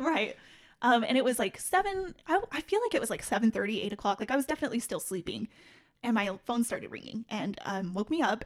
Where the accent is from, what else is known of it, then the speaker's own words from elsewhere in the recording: Salt Lake City, Utah, United States; I'm born and raised in Salt Lake City, Utah